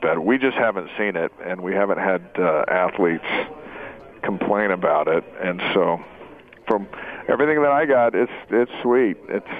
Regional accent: Salt Lake City, Utah, United States; Salt Lake City, Utah.

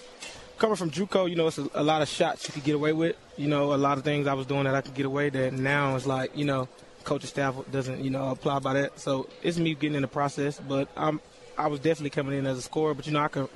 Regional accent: Gulfport, Mississippi, United States; moved away as an adult; also born or lived in Bronx, New York / Chipola Community College, Florida; I'm from Gulfport, Mississippi. When I graduated, I grew up in Gulfport, Mississippi.

